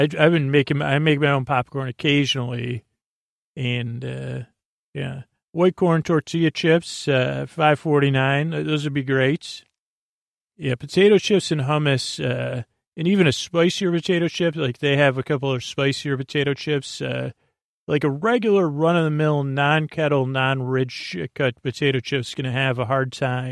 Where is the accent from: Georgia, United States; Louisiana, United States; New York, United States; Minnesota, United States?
New York, United States; moved away; I grew up in the New York area, New York State